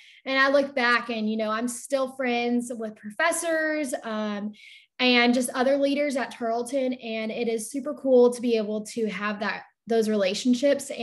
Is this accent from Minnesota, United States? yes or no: no; Cisco, Texas, United States; I grew up in Cisco, Texas, not far from Stephenville